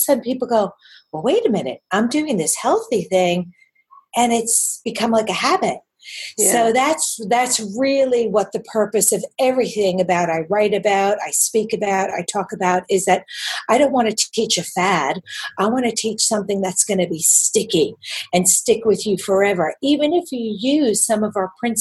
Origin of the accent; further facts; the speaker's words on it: New York City, New York, United States; accent: New York; moved away as an adult; now in Sydney, Australia; I live in Sydney, and I've lived here actually for 27 years this year, even though despite my New York accent coming back with a vengeance